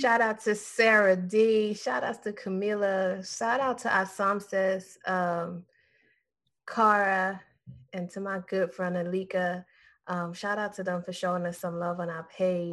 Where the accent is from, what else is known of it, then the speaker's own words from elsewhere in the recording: Trinidad & Tobago; now in Florida, United States; Because I'm Trinidadian.